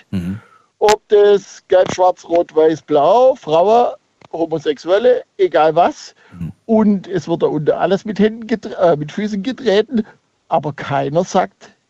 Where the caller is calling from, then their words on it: Schandorf, Burgenland, Austria; Aus Schandorf.